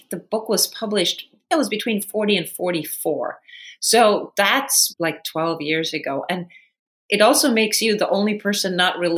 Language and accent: English; Sweden; And the time that I grew up in Sweden was so incredibly gender balanced, so equal it was probably the most gender equal country in the world at that point.